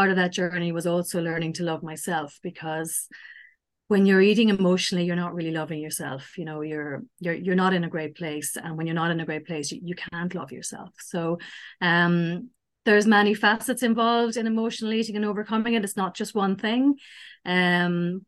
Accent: Ireland; also born or lived in Sligo, Ireland; I'm Irish and I live in Ireland on the West Coast in a place called Sligo

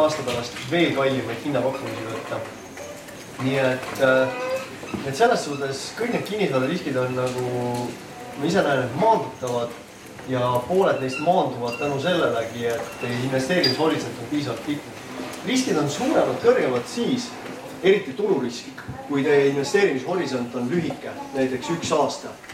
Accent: Tartu, Tartu County, Estonia; ma olen ise Tartust pärit

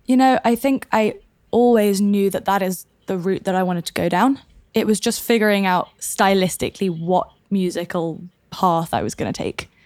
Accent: London, United Kingdom; moved away; also born or lived in south of France; Born and raised in London.

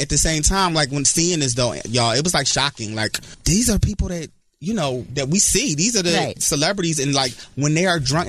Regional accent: Philadelphia, Pennsylvania, United States; moved away; I was new from Philly.

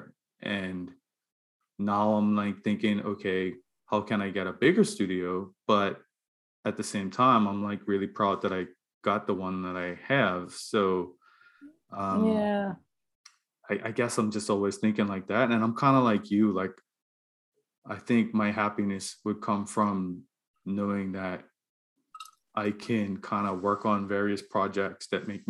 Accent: Bermuda; moved away as an adult; now in Halifax, Canada; I grew up in Bermuda.

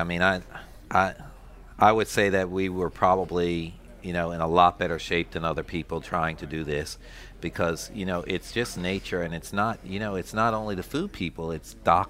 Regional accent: Philadelphia, Pennsylvania, United States; moved away as an adult; also born or lived in Ardmore, Pennsylvania; now in Louisiana, United States; I grew up in Philadelphia.

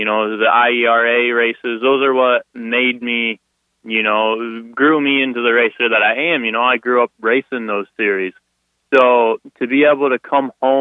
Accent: Sterling, Illinois, United States; I'm from Sterling, Illinois

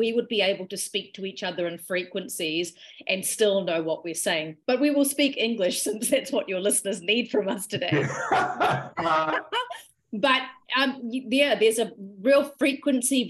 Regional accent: New Zealand; also born or lived in Malaysia / Sri Lanka (ancestry); I moved to New Zealand when I was about 4 years old.

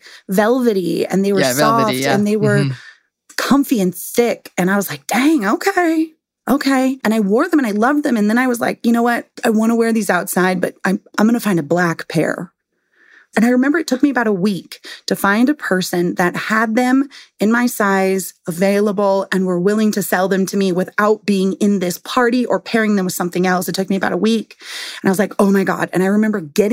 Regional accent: San Diego, California, United States; I'm from San Diego and that's where I live now

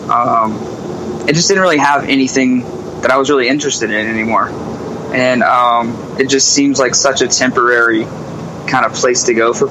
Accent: South Carolina, United States; Carolina is already kind of a forgotten state. Like everywhere we go, people think we're from North Carolina.

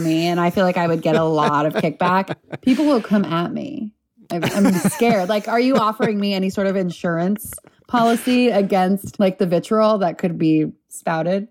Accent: Los Angeles, California, United States; I grew up in Southern California, L

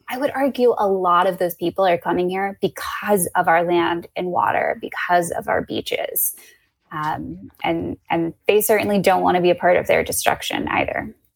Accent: Central Florida, United States; growing up in Central Florida, spending a lot of time at my family's hun camp

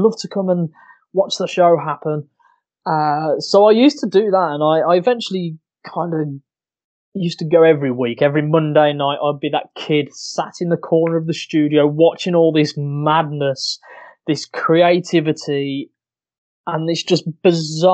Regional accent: Walsall, West Midlands, United Kingdom; I'm originally from Walsall, which is a place near Birmingham. You can probably tell by the horrific infliction

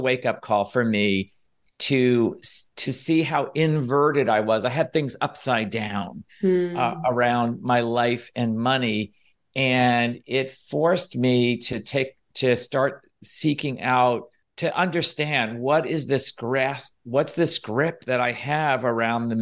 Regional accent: New York City, New York, United States; moved away as an adult; also born or lived in Philadelphia; growing up in New York City

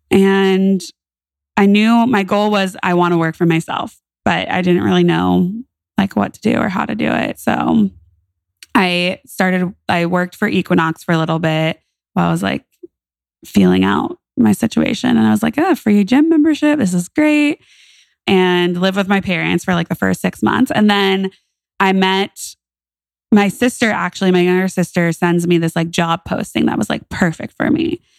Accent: California, United States; born there; I moved back to California. And I say back to California because I was born in California.

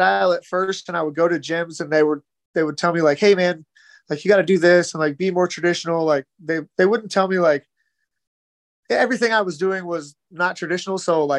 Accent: Kansas, United States; I'm from Kansas. There's no oceans. There's hardly any lakes.

